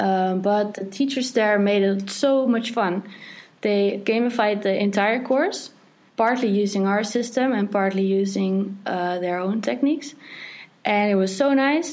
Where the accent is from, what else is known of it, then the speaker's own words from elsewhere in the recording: Netherlands; I'm from the Netherlands